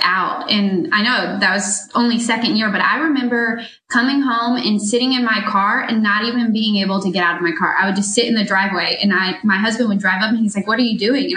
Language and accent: English; Moncks Corner, South Carolina, United States; moved away as an adult; also born or lived in Columbia, South Carolina; I'm originally from Munts Corner, South Carolina, but I moved to Columbia to go to USC